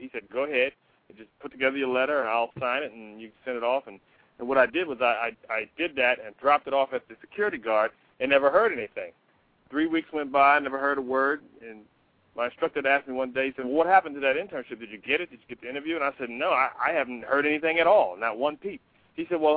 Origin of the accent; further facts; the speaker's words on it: Northern Virginia, United States; I'm from Northern Virginia